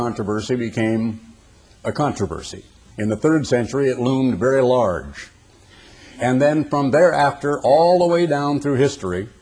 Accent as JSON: {"language": "English", "region": "Oregon", "country": "United States", "tie": "born or raised there", "said": "I was a boy growing up in the Oregon Conference of the Church of God"}